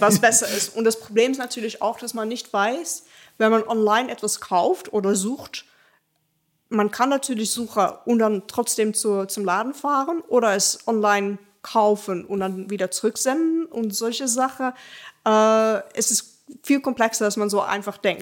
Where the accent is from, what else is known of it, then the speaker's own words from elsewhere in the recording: Rotterdam, South Holland, Netherlands; German is a second language; moved away as an adult; now in Dortmund, Germany; Also ich komme ursprünglich aus den Niederlanden, äh, aus Rotterdam spezifisch. Und ich bin jetzt seit anderthalb Jahren hier in Dortmund